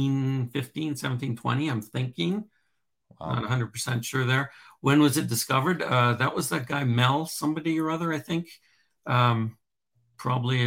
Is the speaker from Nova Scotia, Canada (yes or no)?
no; Calgary, Alberta, Canada; I'm born and raised in Calgary.